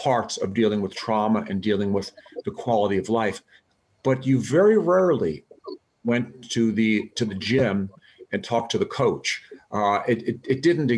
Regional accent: Arizona, United States; also born or lived in Bronx, New York City, New York; I'm a New York City native. I was born in the Bronx and spent the first couple of years of my life in the Bronx. And from there, we moved to the wilds of Arizona

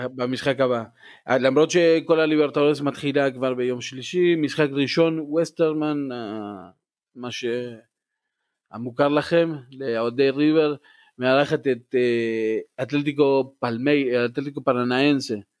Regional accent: Argentina; moved away

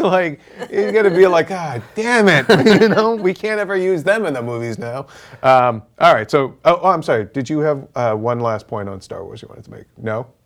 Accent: Boston, Massachusetts, United States; my hometown boys

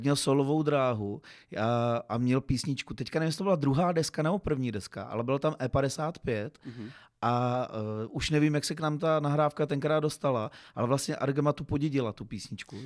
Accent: Uherský Brod, Zlín Region, Czechia; byť jsem uherský, z Uherského Brodu, jsem Broďan

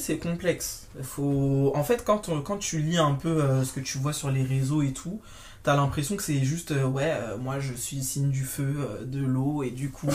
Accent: Martinique; moved away as an adult; also born or lived in mainland France; now in France; toute ma construction d'enfance, de, l'adolescence jusqu'à jeune adulte, ça a été fait en Martinique, même si je suis née euh, en France hexagonale

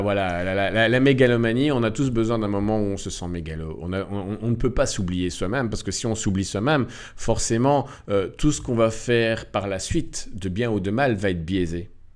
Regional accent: Belgium; also born or lived in Morocco; j'ai quitté la Belgique

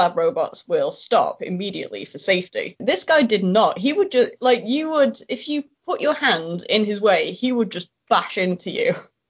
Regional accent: Warrington, North West England, United Kingdom; born or raised there

